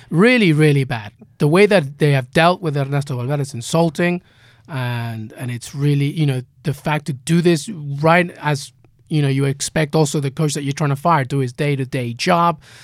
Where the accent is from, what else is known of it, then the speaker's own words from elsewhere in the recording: England, United Kingdom; I'm growing up in England.